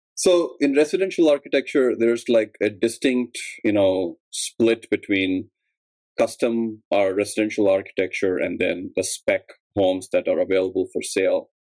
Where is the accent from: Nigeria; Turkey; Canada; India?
India; moved away as an adult; now in Chicago, United States; I'm originally from India, and at um, I came to grad school at UIC for architecture